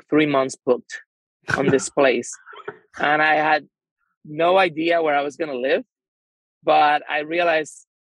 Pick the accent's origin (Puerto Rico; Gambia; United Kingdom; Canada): Puerto Rico; San Juan; I am from San Juan, Puerto Rico